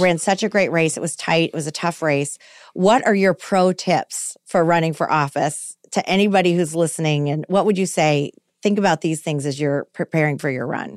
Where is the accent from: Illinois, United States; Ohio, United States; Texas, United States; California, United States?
Texas, United States; Austin; In Austin, Texas.